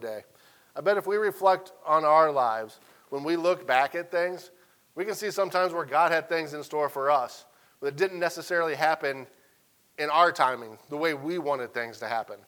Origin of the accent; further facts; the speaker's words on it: Central Illinois, United States; moved away as an adult; now in Arkansas, United States; teach at a small school in Central Illinois, 45 minutes from my hometown